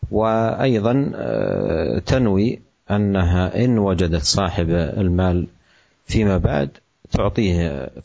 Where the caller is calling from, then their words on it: Ambarawa, Central Java, Indonesia; Dari Ambarawa, Jawa Tengah Ustaz.